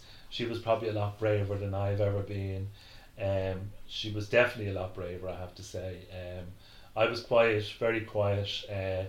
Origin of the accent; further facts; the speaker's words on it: Dublin, Leinster, Ireland; We moved back to where my mother lived in East Wall